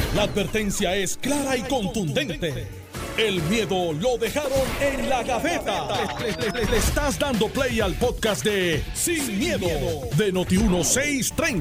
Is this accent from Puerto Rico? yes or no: yes; Puerto Rico; como todo puertorriqueño